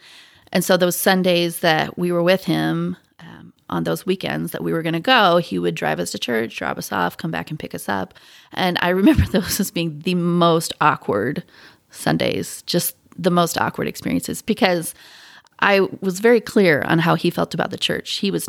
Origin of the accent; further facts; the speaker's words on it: Pacific Northwest, United States; I grew up in the Pacific Northwest where there were some members, not a ton. I mean, there were probably, I don't know, 30 members of the church in my high school.